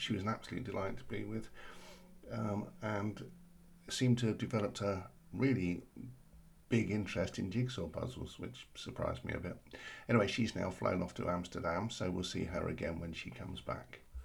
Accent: London, United Kingdom; I'm from South London and we practically live on tea

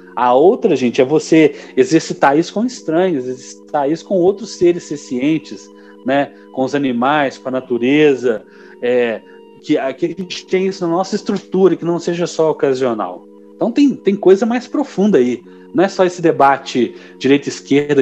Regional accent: Minas Gerais, Brazil; como mineiro

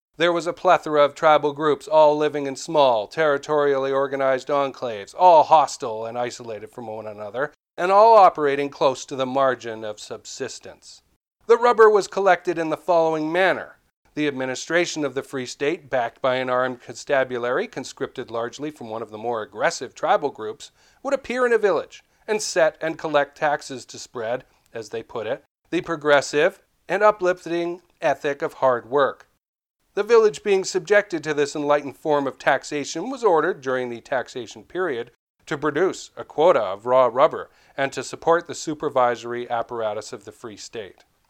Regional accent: Vancouver, British Columbia, Canada; I'm from Vancouver

